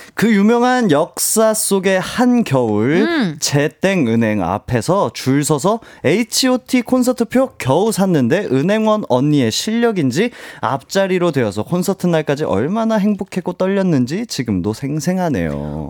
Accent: Jeju, South Korea; moved away; 제가 제주도에서 왔거든요

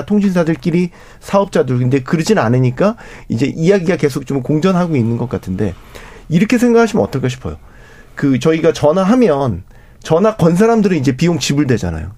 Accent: South Korea; 저는 한국 사람이니까

